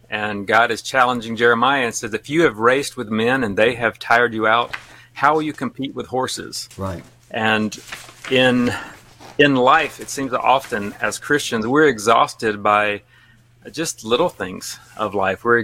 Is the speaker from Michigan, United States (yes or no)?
no; Alabama, United States; accent: Alabama; moved away as an adult; now in Japan; We've now lived in Japan longer than I lived in Alabama, so I haven't lost all of my accent, but a lot of it.